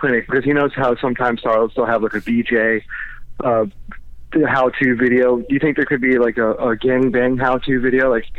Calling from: Orlando, Florida, United States; I'm calling in from Orlando, Florida.

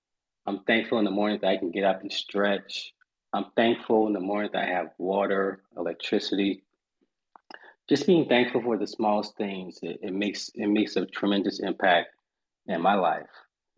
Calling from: Charleston, South Carolina, United States; I am joining you from Charleston, South Carolina.

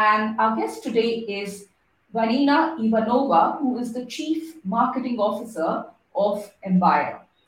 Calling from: Singapore; because I'm calling in from Singapore, so it's the weather is pretty opposite to that. It's warm.

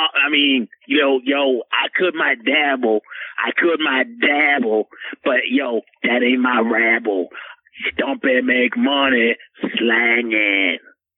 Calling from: Portland, Oregon, United States; It's about 5:03, player, because I'm calling from Portland.

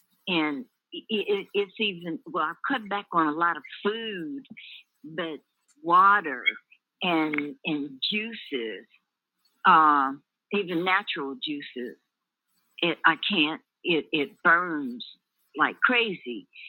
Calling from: Sierra Vista, Arizona, United States; I'm calling you from Sierra Vista, Arizona.

